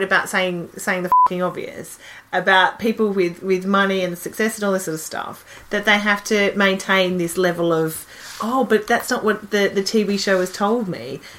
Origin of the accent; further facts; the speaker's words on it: Australia; now in London, United Kingdom; we're Australian